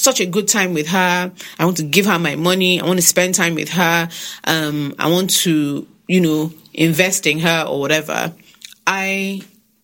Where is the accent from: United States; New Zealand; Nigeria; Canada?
Nigeria; being a Nigerian woman